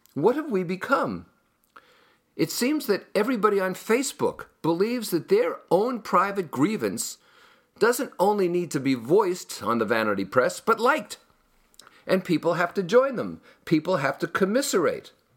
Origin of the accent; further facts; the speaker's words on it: Hudson County, New Jersey, United States; Hudson County, where I grew up in New Jersey